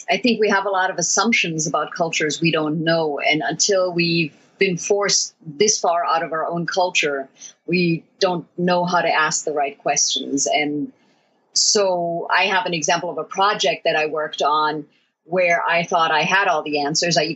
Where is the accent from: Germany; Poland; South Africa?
Germany; I had traveled internationally. In fact, I grew up in Germany, but I had never been to a culture that was so different from the Western cultures that I knew.